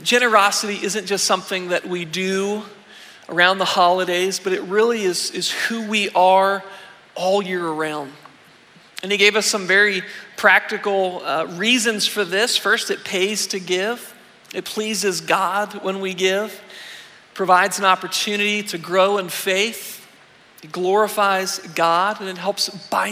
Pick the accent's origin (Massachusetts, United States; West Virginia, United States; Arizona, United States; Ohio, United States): West Virginia, United States; Weirton; I grew up in Weirton, in the northern panhandle of the state.